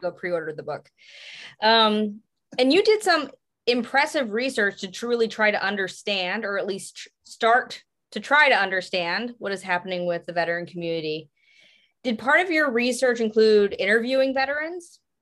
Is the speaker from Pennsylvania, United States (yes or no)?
yes; Pottsville, Pennsylvania, United States; I'm from Pottsville, Pennsylvania